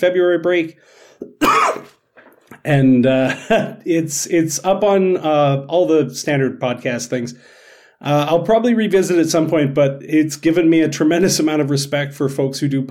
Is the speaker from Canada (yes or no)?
yes; Canada; being Canadian TikTok social studies teacher